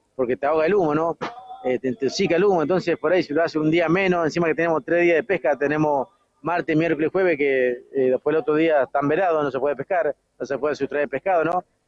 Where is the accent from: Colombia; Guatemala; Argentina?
Argentina; Villa Constitución, Santa Fe; Yo soy de Villa Constitución, provincia de Santa Fe